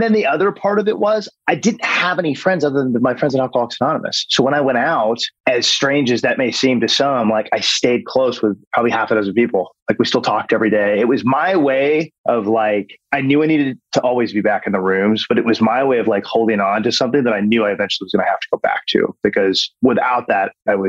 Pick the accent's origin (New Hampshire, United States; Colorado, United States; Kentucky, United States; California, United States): California, United States; also born or lived in New Jersey / Texas / San Diego; I was born in New Jersey, and then we moved to Texas. And then from Texas, we were there for a year and a half. And then we went to San Diego, and then we were at San Diego for a couple of years. Then I started eighth grade in Orange County, California.